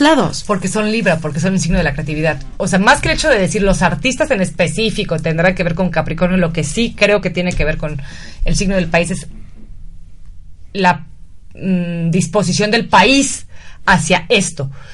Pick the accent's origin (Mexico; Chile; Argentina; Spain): Mexico; nuestro país